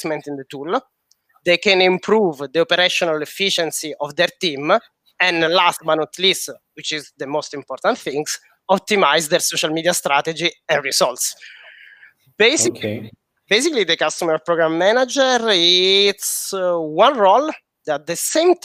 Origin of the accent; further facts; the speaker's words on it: Sicily, Italy; English is a second language; now in Paris, France; I'm Sicilian, but I'm based in Paris